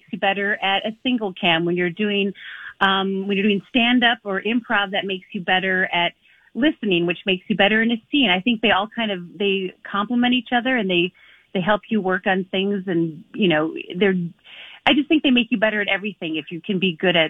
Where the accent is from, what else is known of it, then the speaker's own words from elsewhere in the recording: Midwest, United States; We're all from the Midwest